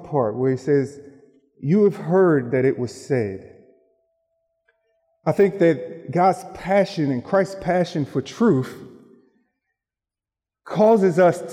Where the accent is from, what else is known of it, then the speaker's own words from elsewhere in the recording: Philadelphia, Pennsylvania, United States; moved away; I grew up in Philadelphia, Pennsylvania, where basketball is king